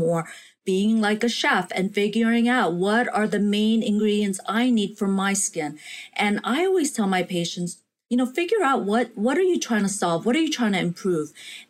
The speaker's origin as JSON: {"language": "English", "country": "South Korea", "tie": "born or raised there", "said": "when I was a little girl growing up in Korea, I would do these weekly communal baths with my mother, my grandmother, my sister."}